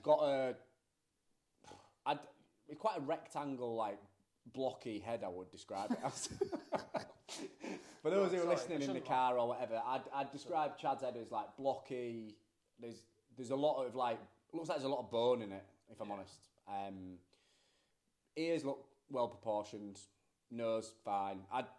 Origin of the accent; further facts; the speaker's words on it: United Kingdom; We're only British people that had been there for...